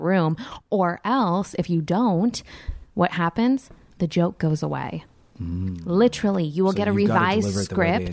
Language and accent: English; the Valley, California, United States; I grew up in the valley